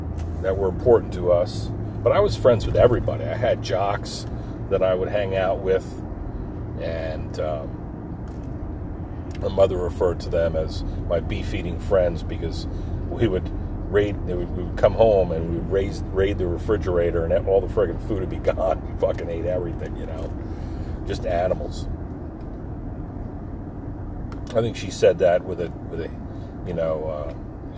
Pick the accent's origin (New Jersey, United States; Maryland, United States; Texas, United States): New Jersey, United States; Forked River; we grew up right on the Barnegat Bay in a town called Forked River.